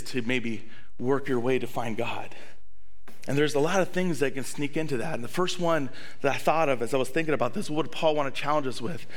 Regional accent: the South, United States; now in La Crosse, United States; I grew up in the South

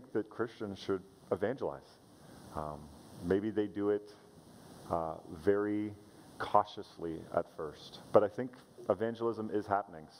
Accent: Canada; I'm a Canadian

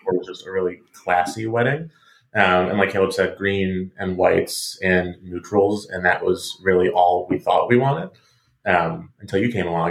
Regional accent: Rochester, New York, United States; moved away as an adult; also born or lived in Finger Lakes, New York; now in Washington, D.C., United States; I'm also from upstate New York. I'm actually from Rochester, New York

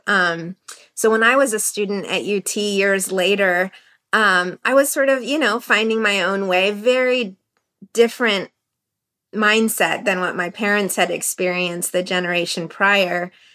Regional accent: United States; I feel hyphenated in my identity and in my culture and that I'm Iranian and I'm American

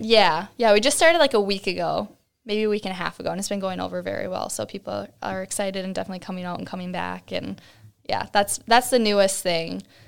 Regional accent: Cold Spring, Minnesota, United States; moved away as an adult; also born or lived in Columbia Heights, Minnesota; now in Buffalo, United States; I was born in Cold Spring, so, like, up by Saint Cloud

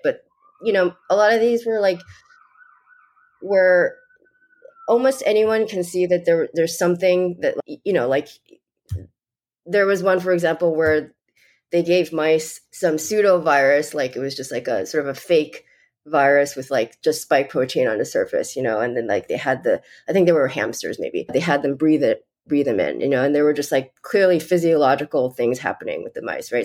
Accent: New York, United States; I'm from New York

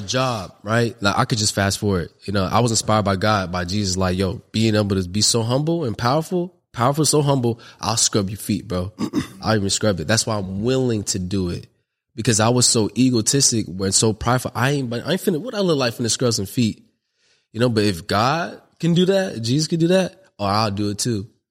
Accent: Long Beach, California, United States; I'm from the north side of Long Beach, California, you know, and grew up in the Parwoods, which is a project

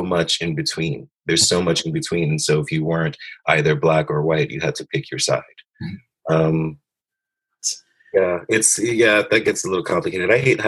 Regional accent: New York City, New York, United States; I was raised in Brooklyn, you know, in low income neighborhoods

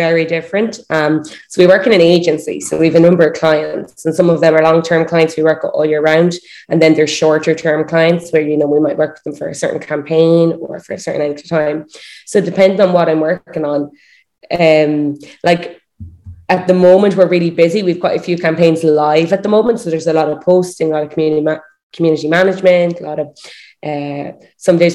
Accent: Galway, Connacht, Ireland; I'm from Galway I live in Galway in Ireland.

